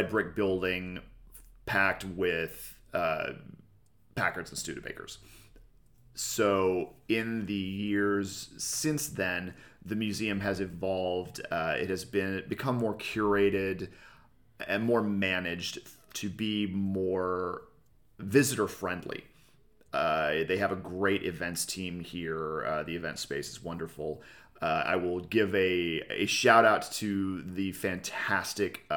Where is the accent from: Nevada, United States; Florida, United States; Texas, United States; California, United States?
California, United States; El Segundo; here in El Segundo, my hometown.